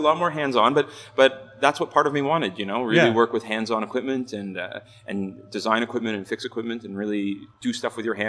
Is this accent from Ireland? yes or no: no; Ontario, Canada; moved away as an adult; also born or lived in Scotland; now in Vancouver, Canada; I'm originally from Ontario.